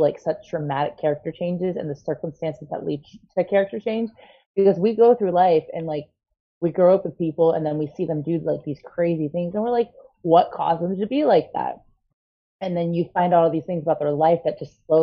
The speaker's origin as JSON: {"language": "English", "town": "Painesville", "region": "Ohio", "country": "United States", "tie": "born or raised there", "also_born_or_lived": "Cleveland, Ohio", "said": "I hail from Painesville, Ohio, but if you're familiar with the geography of Ohio, Painesville is like 30, 40 minutes northeast of Cleveland"}